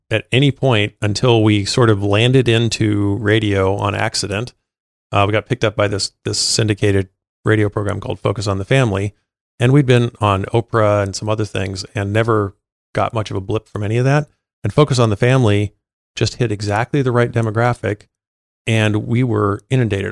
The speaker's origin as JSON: {"language": "English", "town": "China Lake", "region": "California", "country": "United States", "tie": "born or raised there", "moved": "yes", "lives_now": "Los Angeles, United States", "said": "California desert originally. Uh, there's a big Navy base out there, um, called China Lake Naval Base"}